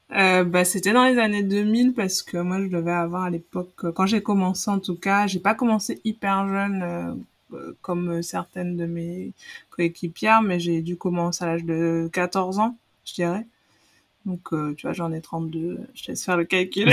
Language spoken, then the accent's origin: French; Guadeloupe; moved away as an adult; also born or lived in Paris, France; je viens de, de la Guadeloupe je suis arrivée euh, dans l'hexagone en métropole euh, j'avais 17 ans après mon baccalauréat